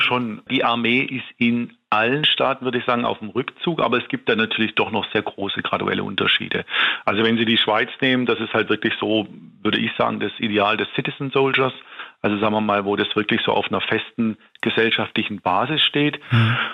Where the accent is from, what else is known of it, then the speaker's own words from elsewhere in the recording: Tübingen, Baden-Württemberg, Germany; Ich bin in Tübingen aufgewachsen